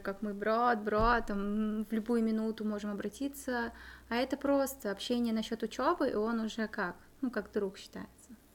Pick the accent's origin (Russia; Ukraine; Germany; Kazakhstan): Kazakhstan; now in Czech Republic